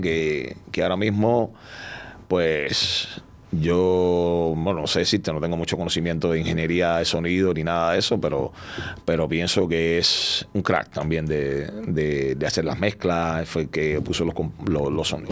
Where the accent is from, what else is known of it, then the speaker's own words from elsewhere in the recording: Cuba; somos los cubanos